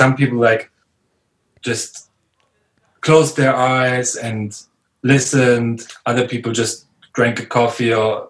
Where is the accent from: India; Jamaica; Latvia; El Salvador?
Latvia; Riga; I was from Riga, I guess, from the capital.